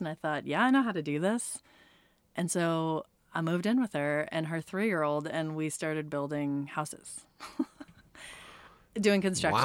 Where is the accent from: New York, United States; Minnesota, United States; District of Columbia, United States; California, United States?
California, United States; now in Reno, United States; I'm from California originally